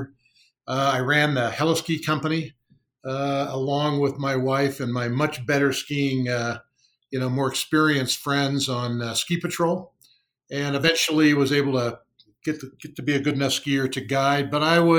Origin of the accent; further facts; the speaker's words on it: Arcadia, California, United States; I grew up in Southern California, in a suburb called Arcadia